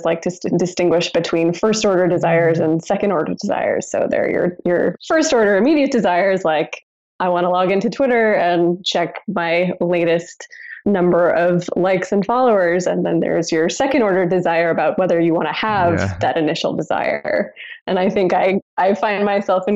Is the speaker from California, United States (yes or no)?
yes; Southern California, United States; moved away as an adult; I grew up in Southern California where none of the buildings are older than about 50 years old.